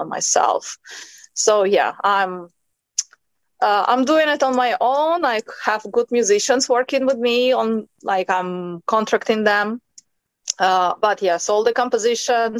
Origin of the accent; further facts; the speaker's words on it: Ukraine; moved away as an adult; also born or lived in United States / China; now in Spain; I was born in Ukraine and raised